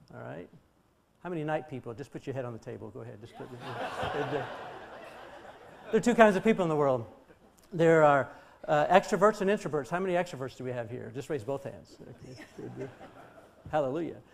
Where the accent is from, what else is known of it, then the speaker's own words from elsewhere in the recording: Colorado, United States; moved away as an adult; also born or lived in Chicago; I'm from Colorado